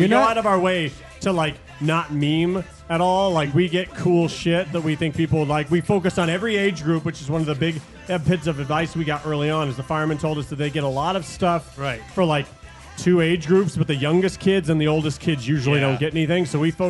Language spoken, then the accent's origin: English; Las Vegas, Nevada, United States; Local Las Vegas kids. Cause we're from Vegas.